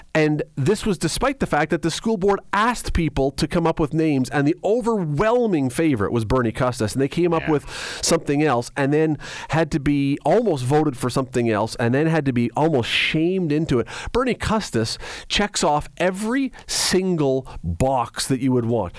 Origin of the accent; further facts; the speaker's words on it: Canada; we're Canadian and most of us have skated